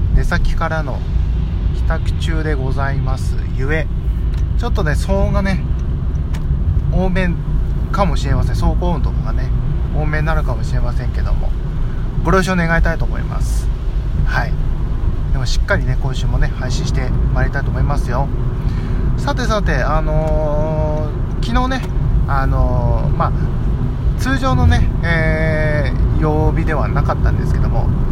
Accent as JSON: {"language": "Japanese", "region": "Fukui", "country": "Japan", "tie": "born or raised there", "said": "今、地元に帰ってきてて、で、僕の、まあ、住んでる実家に今帰ってきてる"}